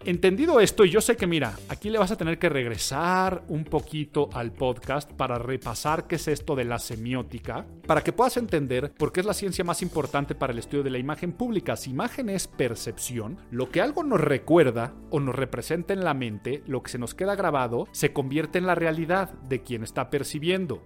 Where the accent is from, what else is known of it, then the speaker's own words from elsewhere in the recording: Mexico; los mexicanos tenemos un hablar muy particular